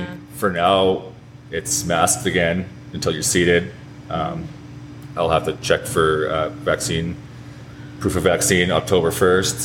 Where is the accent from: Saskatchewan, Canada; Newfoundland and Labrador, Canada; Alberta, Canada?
Saskatchewan, Canada; St. Walburg; grew up in St. Walburg, Saskatchewan, so only about an hour from here.